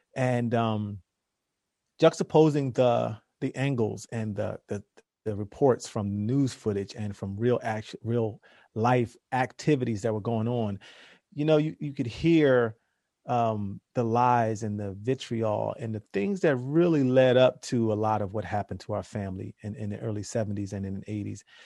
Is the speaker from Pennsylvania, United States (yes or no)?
yes; Philadelphia, Pennsylvania, United States; we're around the same age, two black guys from Philly